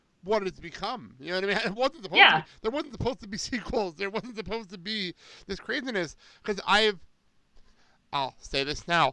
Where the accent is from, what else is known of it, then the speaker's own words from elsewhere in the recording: Garfield, New Jersey, United States; moved away; I'm a proud Boilermaker from my hometown of Garfield